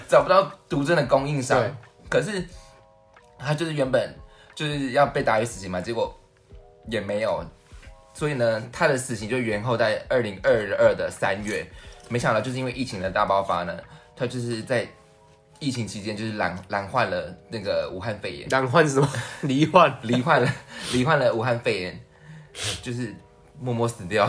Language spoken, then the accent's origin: Chinese; central Taiwan, Taiwan; 我是中部的孩子